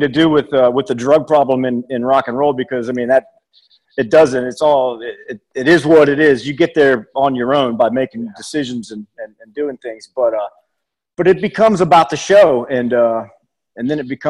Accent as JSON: {"language": "English", "region": "Mississippi", "country": "United States", "moved": "yes", "said": "I'm from Mississippi where I wasn't taught to eat properly"}